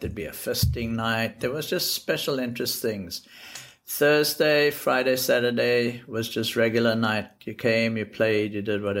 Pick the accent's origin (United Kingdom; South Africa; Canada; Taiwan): South Africa; Johannesburg, Gauteng; moved away as an adult; also born or lived in Europe; now in New York, United States; I grew up in South Africa, Johannesburg, and I went to school there. And I left South Africa when I was about 19